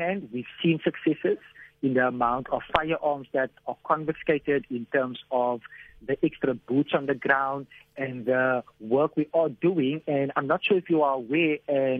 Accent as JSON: {"language": "English", "town": "Cape Town", "region": "Western Cape", "country": "South Africa", "tie": "born or raised there", "said": "growing up in Mitchell's Plain."}